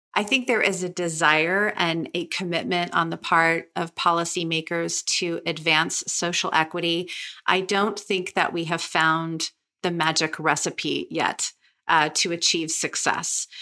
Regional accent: Sonoma County, California, United States; I grew up in Sonoma County, California

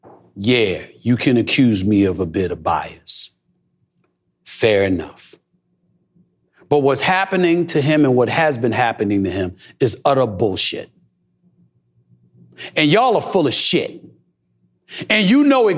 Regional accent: New York City, New York, United States; when I was growing up in Hollis, Queens, New York

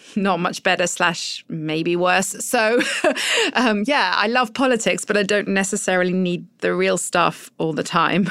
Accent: United Kingdom; accent: British; moved away as an adult; also born or lived in Europe; now in Washington, United States; I'm also British

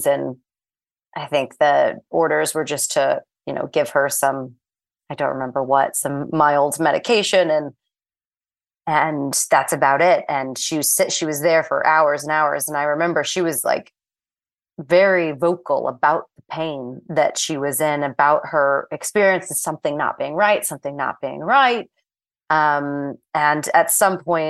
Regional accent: St. Louis, Missouri, United States; moved away as an adult; also born or lived in Florida / New York City; I am originally from St. Louis, Missouri

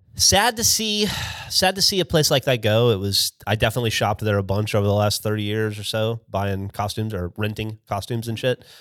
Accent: Alabama, United States; moved away as an adult; now in Austin, United States; a kid from Alabama who'd spent five years in the Army

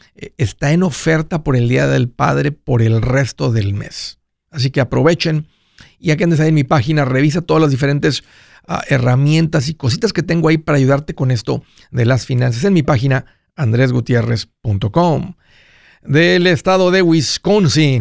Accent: Tamaulipas, Mexico; los que somos de Tamaulipas

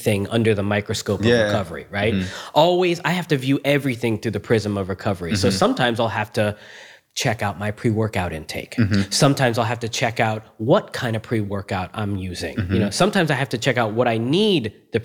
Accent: Cooper City, Florida, United States; also born or lived in Margate, Florida / Homestead, Florida / Tampa, Florida; I'm from South Florida, man. I'm a native, just like you. I was born in Margate, and then we moved to Homestead

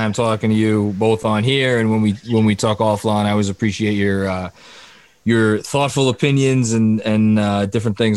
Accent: New York, United States; I'm from New York

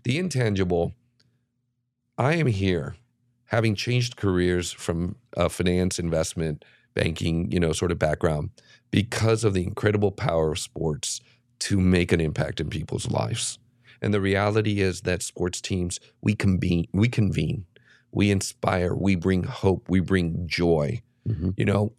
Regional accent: Mexico; now in United States; You know, I was an 8-year-old kid in Dodger Stadium watching this lefty from my home country.

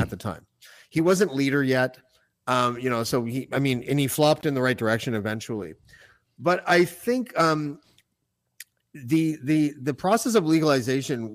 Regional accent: Whitby, Ontario, Canada; the Hasty Market near my house and where I grew up in Whitby

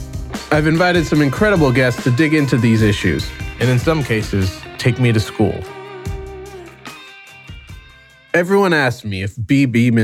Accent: St. Louis, Missouri, United States; But I was born and raised in St. Louis, Missouri, the birthplace of ragtime and ….

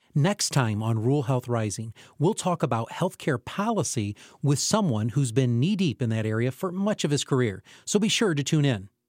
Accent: Camden, United States; where I grew up in Camden

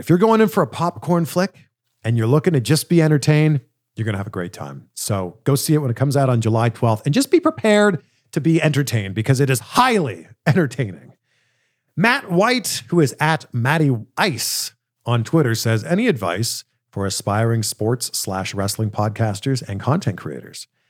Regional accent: Toronto, Ontario, Canada; my hometown in Canada, in Toronto

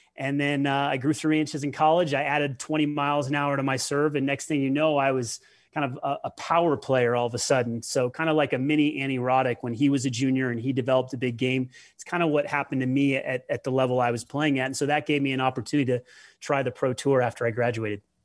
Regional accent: Denver, Colorado, United States; I moved to Denver with my mother, and, uh, you know, that's where her family was from

